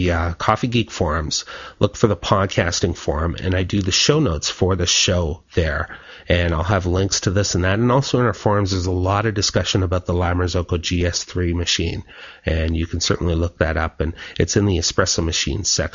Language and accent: English; Canada; I'm Canadian